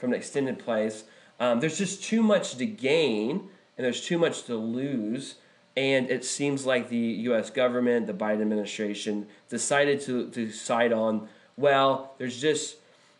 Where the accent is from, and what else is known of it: United States